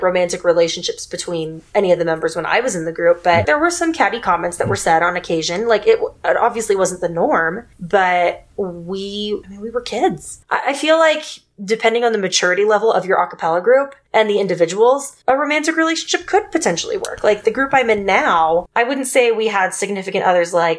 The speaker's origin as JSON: {"language": "English", "region": "Texas", "country": "United States", "tie": "born or raised there", "said": "I grew up in Texas"}